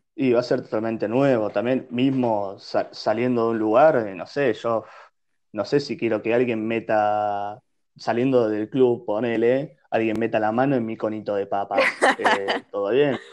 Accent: Bahía Blanca, Buenos Aires Province, Argentina; moved away; yo soy hoy en día lo que soy por haber sido nacido y criado en Bahía Blanca

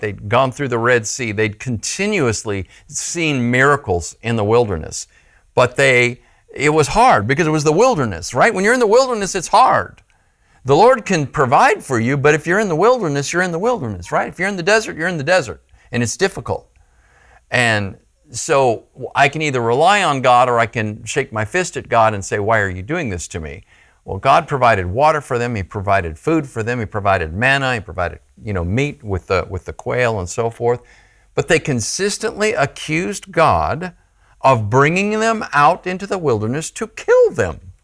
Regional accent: Phoenix, Arizona, United States; I grew up in Phoenix, Arizona

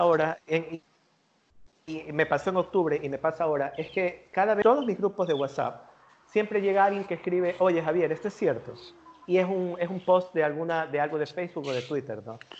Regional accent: Ecuador; nosotros como ecuatorianos

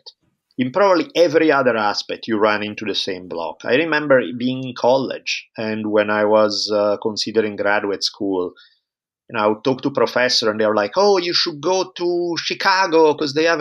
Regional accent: Italy; moved away as an adult; now in United States; I grew up in Italy for the first 18 years of my life.

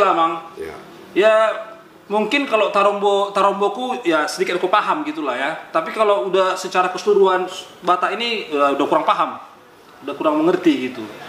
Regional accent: Batak, North Sumatra, Indonesia; saya sebagai orang Batak

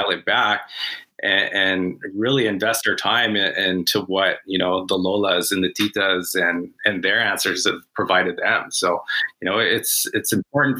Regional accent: Canada; As a Canadian-born Filipino

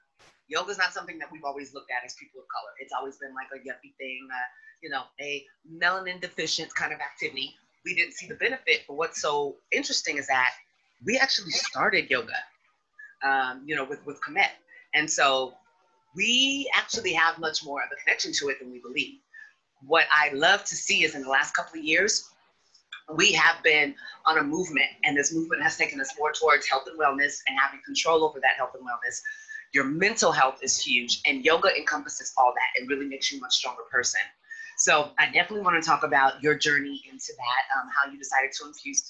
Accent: Sacramento, California, United States; growing up in Sacramento, as I have, we've seen a huge change

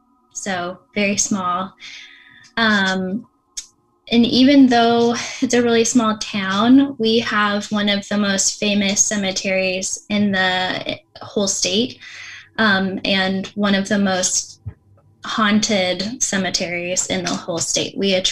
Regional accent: Lafayette, Oregon, United States; I grew up in Lafayette, Oregon. That town is about 40 minutes south of Portland.

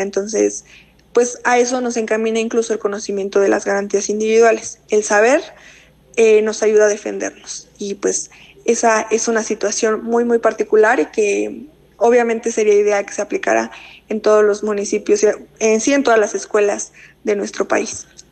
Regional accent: Mexico; como sociedad mexicana

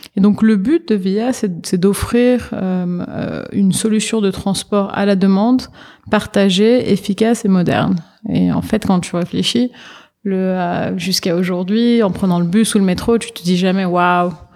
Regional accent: Paris, Île-de-France, France; moved away as an adult; now in New York, United States; je suis née, j'ai été élevée à Paris en France.

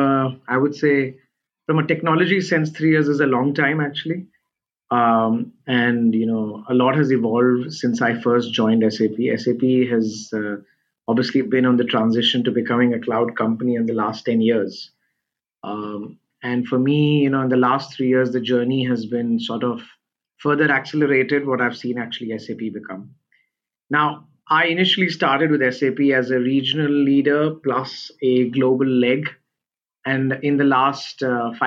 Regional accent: India; now in Singapore; I'm originally from India, and we have a lot of family and friends there

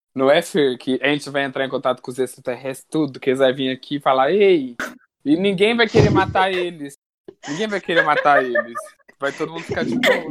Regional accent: Minas Gerais, Brazil; eu sou mineiro

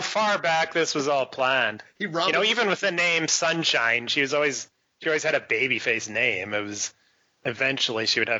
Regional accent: Texas, United States; born or raised there

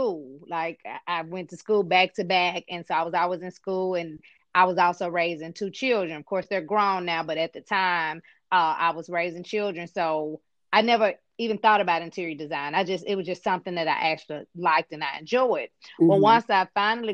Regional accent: Memphis, Tennessee, United States; I was born and raised here in Memphis, Tennessee

